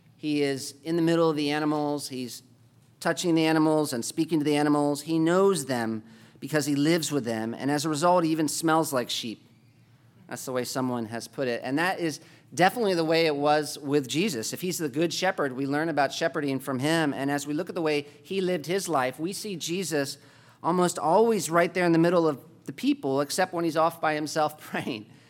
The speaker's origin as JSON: {"language": "English", "country": "United States", "said": "as, uh, Americans"}